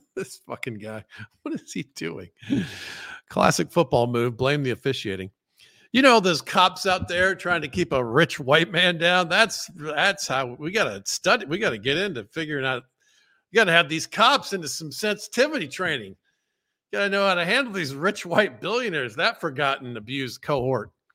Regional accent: the South, United States; I grew up in the South.

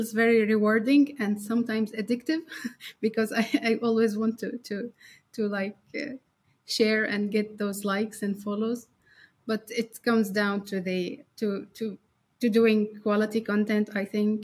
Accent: Syria; now in Turkey; I come from Syria. And I've been in Turkey for 10 years

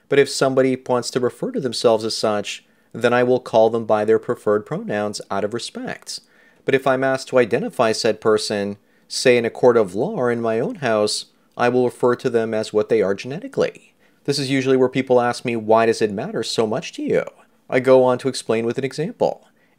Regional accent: California, United States; I'm a black male in my mid-30s, growing up in Southern California, in a small mountain town, mostly white.

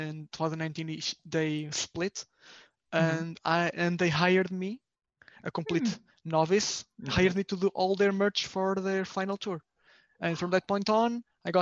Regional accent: Portugal; I'm from Portugal, and I'm a graphic designer.

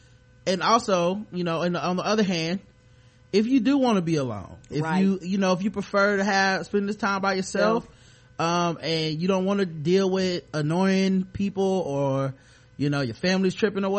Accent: North Carolina, United States; my home state of North Carolina.

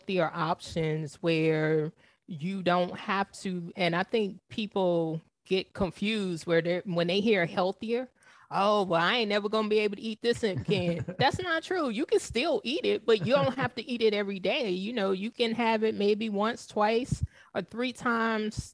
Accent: the South, United States; growing up in the South, most of my family were heavy set people

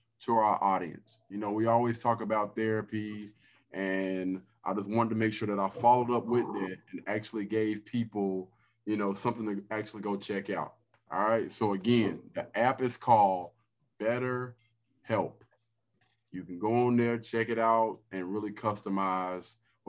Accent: Rock Hill, South Carolina, United States; I am a guy from Rock Hill, South Carolina. Grew up single parent home

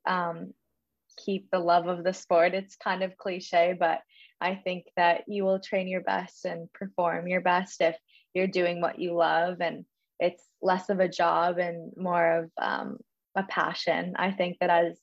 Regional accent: Toronto, Ontario, Canada; I am from Toronto

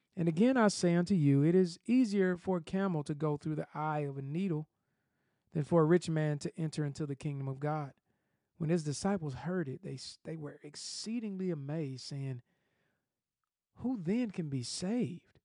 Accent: Atlanta, Georgia, United States; now in Nashville, United States; I'm from Atlanta

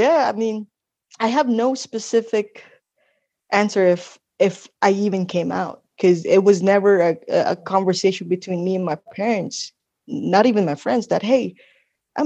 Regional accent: Philippines; also born or lived in California; I'm losing that culture as a Filipino kid.

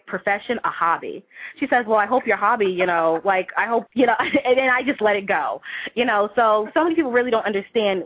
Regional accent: Boston, Massachusetts, United States; now in West Coast, United States; I'm originally from Boston, born and raised, I'm an East Coast, New England girl

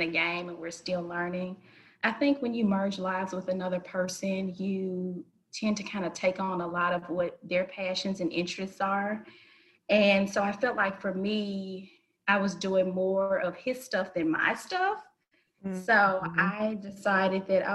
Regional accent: Memphis, Tennessee, United States; born and raised in Memphis, Tennessee

